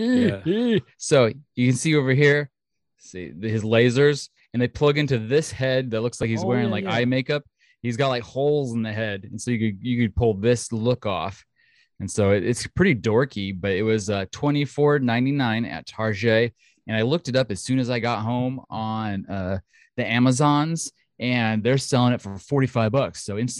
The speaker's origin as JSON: {"language": "English", "country": "Australia", "said": "And I'm not going to do it because then you'll know that I'm Australian."}